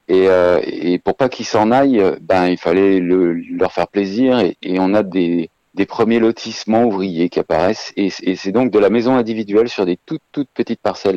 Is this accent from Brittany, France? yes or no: no; Savoie, Auvergne-Rhône-Alpes, France; chez nous en Savoie